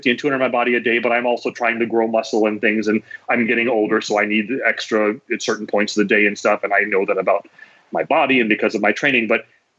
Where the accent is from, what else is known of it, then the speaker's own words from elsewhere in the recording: North Dakota, United States; I grew up in North Dakota, where it's better now for fresh fruits and vegetables, but in the winter, you know, please, it's just not happening